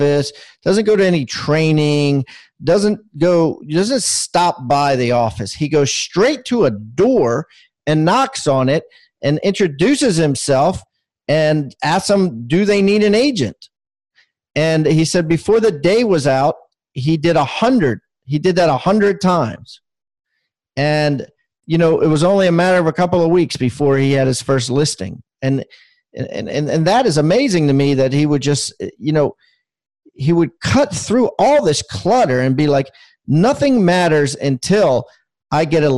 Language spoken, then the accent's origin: English; Maryland, United States; moved away as an adult; now in South Carolina, United States; I was born in Maryland and spent 50 years there